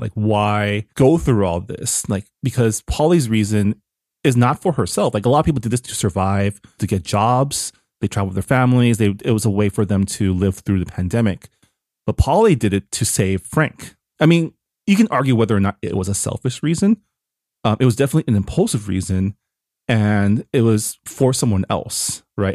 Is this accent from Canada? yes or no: yes; Canada; now in United States; I got harassed by a border agent once for being Canadian and having green card.